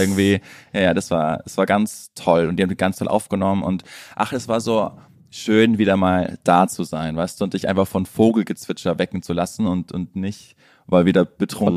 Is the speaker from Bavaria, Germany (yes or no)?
yes; Bavaria, Germany; moved away as an adult; now in Berlin, Germany; Ich war in meiner alten Heimat Bayern